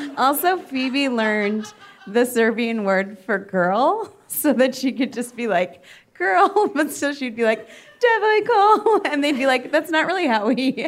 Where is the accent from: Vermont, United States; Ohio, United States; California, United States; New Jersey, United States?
Ohio, United States; Cleveland; we're also both from Cleveland